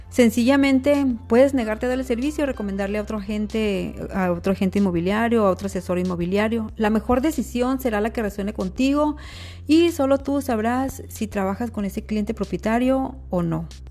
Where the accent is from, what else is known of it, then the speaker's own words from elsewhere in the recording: Mexico; Somos mexicanos, y como mexicanos tenemos rasgos y características mestizas